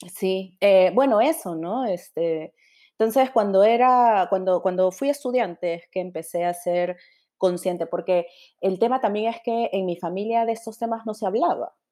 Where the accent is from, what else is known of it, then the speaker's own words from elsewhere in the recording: Lima, Peru; yo soy de San Martín de Porres.